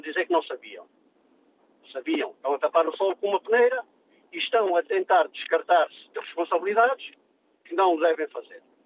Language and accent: Portuguese; Portugal; como português, como trabalhador